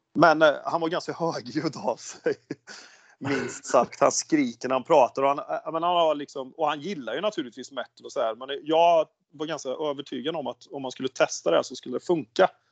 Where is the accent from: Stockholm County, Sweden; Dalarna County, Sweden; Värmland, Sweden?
Värmland, Sweden; accent: Värmlandsnorsk västgöte; moved away as an adult; also born or lived in Oslo, Norway; now in Ulricehamn, Sweden; born and bred värmlänning, östvärmlänning med eh, anor från väst, Torsby, så jag är riktigt rotad i Värmland.